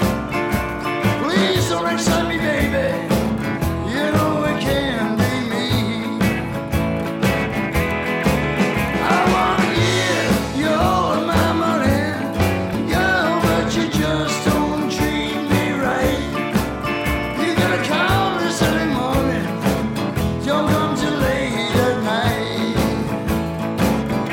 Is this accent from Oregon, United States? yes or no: no; Massapequa, New York, United States; moved away as an adult; also born or lived in England; now in West Hollywood, United States; We're all from Massapequa on Long Island, and we formed in school, just out of school